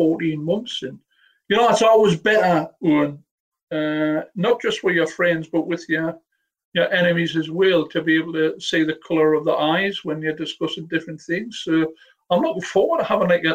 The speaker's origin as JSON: {"language": "English", "area": "the North East", "region": "North East England", "country": "United Kingdom", "said": "I know I'm from the Northeast"}